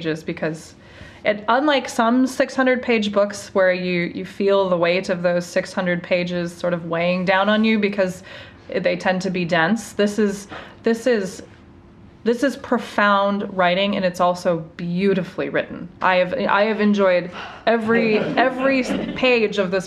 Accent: United States; as an American

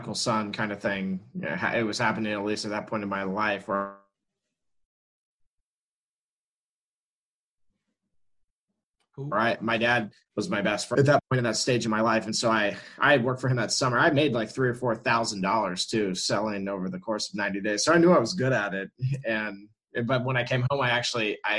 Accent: Orlando, Florida, United States; I was born and raised in Orlando, Florida

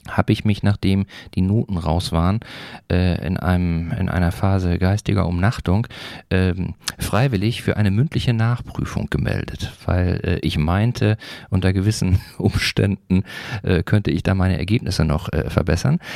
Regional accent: North Rhine-Westphalia, Germany; moved away as an adult; now in Eckernförde, Germany; ich komme ja ursprünglich aus Nordrhein-Westfalen

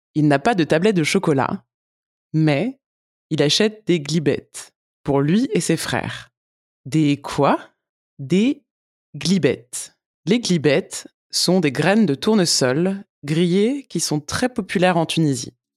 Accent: France; Je suis française

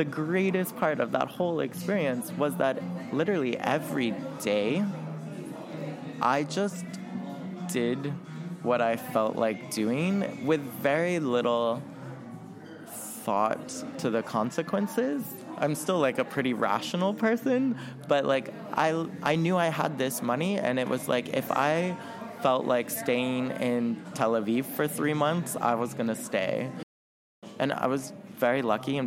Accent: United States; as an American in that region at that time

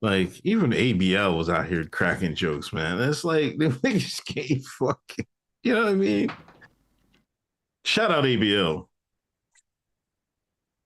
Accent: Pennsylvania, United States; I grew up in Pennsylvania.

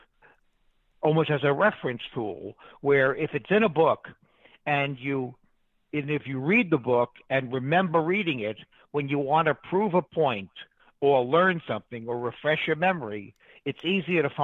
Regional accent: New York City, New York, United States; moved away; I'm from New York. I grew up in Queens

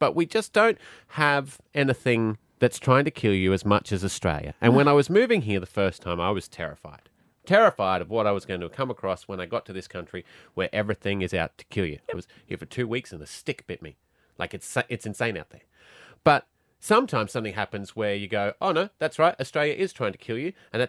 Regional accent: Glasgow, Scotland, United Kingdom; born there; So, look, I'm from another country.

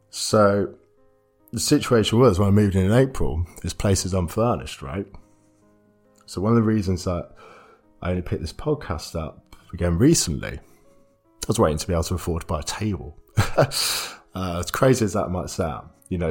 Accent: Stamford, East Midlands, United Kingdom; moved away as an adult; also born or lived in Leeds; i am living back in my hometown, Stamford

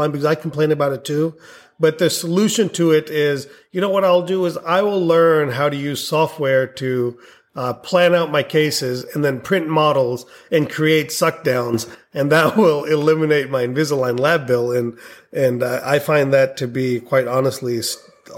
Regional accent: India; moved away; I was born in India

